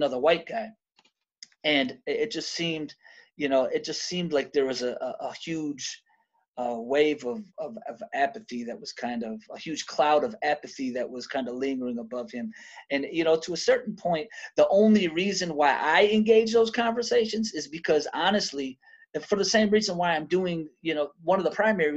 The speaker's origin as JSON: {"language": "English", "town": "Detroit", "region": "Michigan", "country": "United States", "tie": "born or raised there", "said": "I'm originally from Detroit. So I grew up half of my childhood in a black city, but then I grew up the other half of my childhood in white cities"}